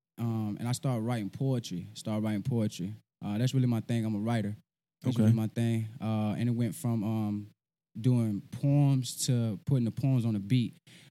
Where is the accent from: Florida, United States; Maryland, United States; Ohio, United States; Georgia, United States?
Georgia, United States; Augusta; also born or lived in Philadelphia, Pennsylvania; I was born in Philadelphia, Pennsylvania. But I was adopted and brought down here at a young age. So from Philly to Georgia, Augusta, Georgia.